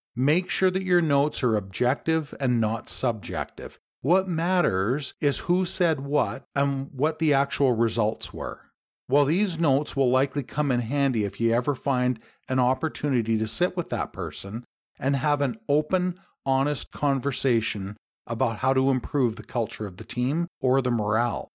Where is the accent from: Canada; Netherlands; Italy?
Canada; my home country